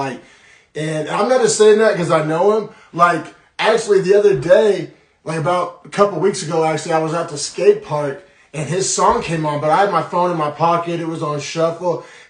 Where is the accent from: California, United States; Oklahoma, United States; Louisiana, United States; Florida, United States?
Oklahoma, United States; Norman; Some people from my hometown, Norman, may recognize the last name ….